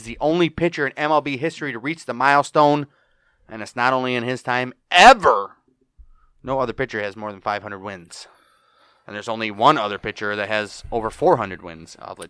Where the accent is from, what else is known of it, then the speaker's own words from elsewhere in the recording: Detroit, Michigan, United States; born there; Well, I was born in Detroit, Michigan.